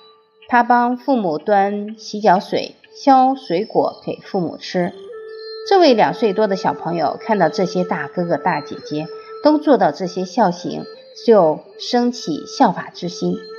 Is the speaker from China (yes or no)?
yes; China; 我们中国人讲五福，其中有一福叫善终，也就是好死。